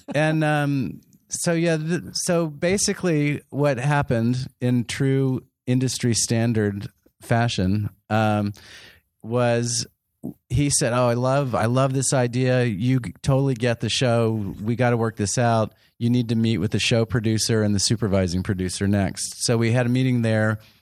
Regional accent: San Antonio, Texas, United States; moved away as an adult; also born or lived in New York; I grew up in San Antonio, Texas

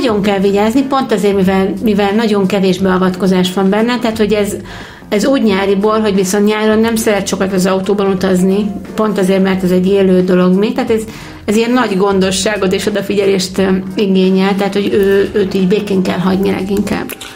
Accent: Hungary

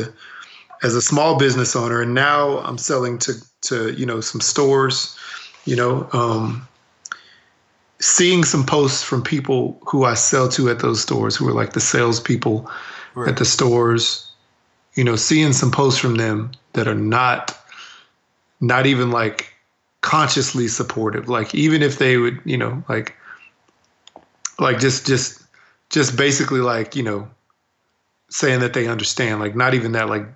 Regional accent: Texas, United States; growing up in Texas

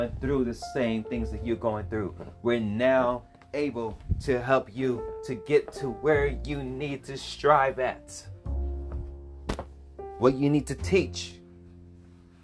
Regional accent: Los Angeles, California, United States; I'm from South Central Los Angeles. Those of us that live in South Central, we know about the hardships

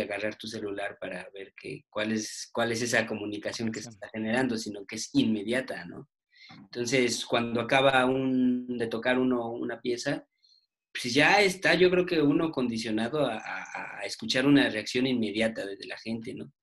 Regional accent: Mexico City, Mexico; somos, somos, bueno, aquí pues, chilangos

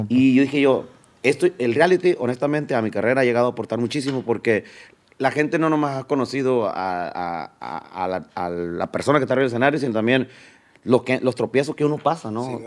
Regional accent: Sinaloa, Mexico; also born or lived in Pueblos Unidos, Sinaloa; now in Los Angeles, United States; yo nací aquí en Los Ángeles, pero me llevaron los tres años a Culiacán pero no me llevaron a la ciudad. Nos fuimos al comedero Sinaloa, pegado a Cosalá

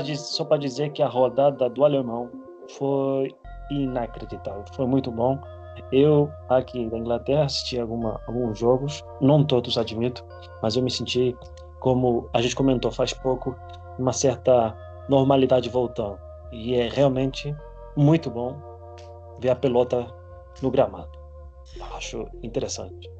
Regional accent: Spain; moved away; minha infância na Espanha

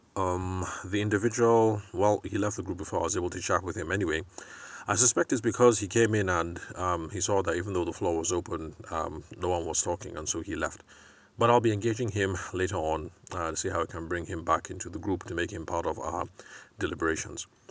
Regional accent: Benue, Nigeria; I'm from Benue State

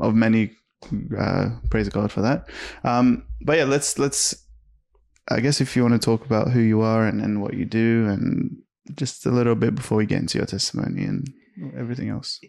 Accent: Australia; I'm the Aussie version of him

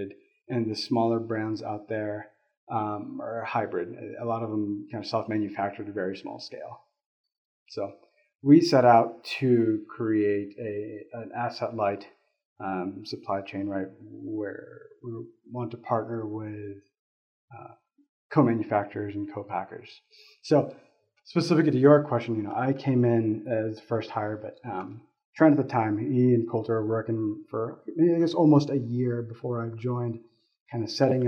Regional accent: Florida, United States; moved away as an adult; now in Colorado, United States; I come from Florida. We don't have to water much there because it's constantly raining

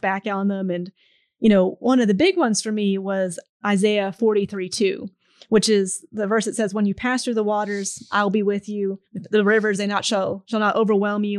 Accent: Pittsburgh, Pennsylvania, United States; moved away; I'm originally from Pittsburgh, Pennsylvania

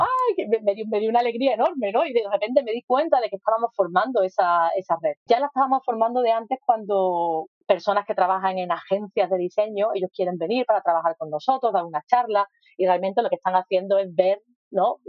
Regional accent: Spain; moved away; Yo soy de España

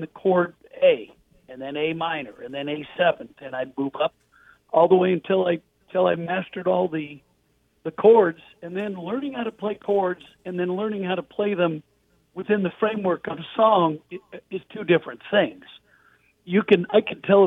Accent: Portland, Oregon, United States; I grew up in Portland, Oregon

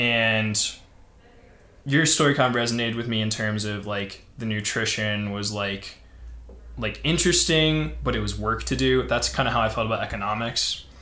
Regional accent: St. Louis, Missouri, United States; moved away as an adult; also born or lived in Cincinnati, Ohio; now in Denver, United States; I grew up in St. Louis, went to school in Cincinnati, went back to St. Louis, so I'd always been in the Midwest

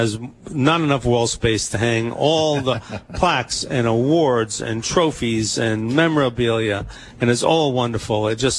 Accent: Hoboken, New Jersey, United States; growing up in Hoboken.

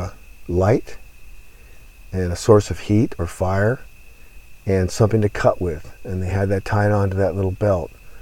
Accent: Southern California, United States; I grew up in Southern California. I went to school there. I was born there.

